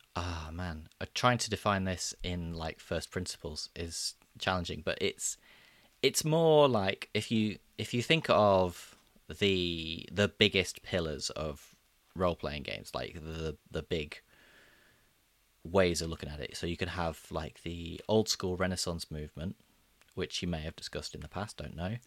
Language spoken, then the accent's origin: English; Midlands, United Kingdom; I'm from the Midlands